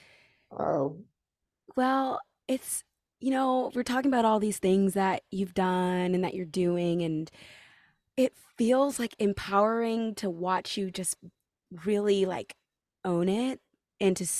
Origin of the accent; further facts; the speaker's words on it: California, United States; now in New York, United States; I'm from California and I'm, like, from a small town ish from California